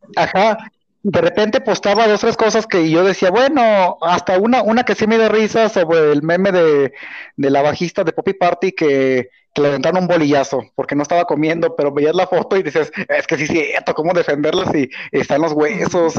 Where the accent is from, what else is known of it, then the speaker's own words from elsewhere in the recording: Guanajuato, Mexico; yo soy de Guanajuato